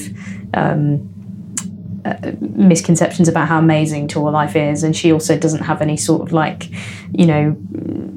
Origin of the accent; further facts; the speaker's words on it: Leicester, East Midlands, United Kingdom; I'm born and raised Leicester